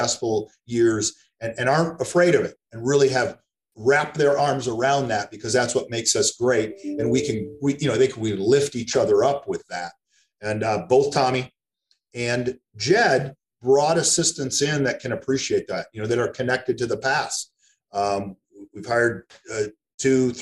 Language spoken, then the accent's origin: English; East Lansing, Michigan, United States; moved away as an adult; also born or lived in Eugene, Oregon; I'm from East Lansing originally, went back home